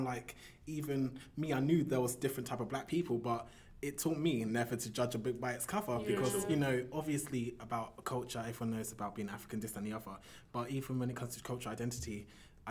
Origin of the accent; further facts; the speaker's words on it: United Kingdom; I was Black British. I am Black British. I consider myself as Black British, but I was more British in secondary school